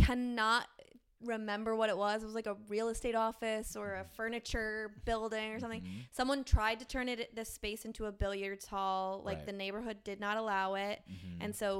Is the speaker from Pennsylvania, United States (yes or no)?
yes; Philadelphia, Pennsylvania, United States; I hail from Philly.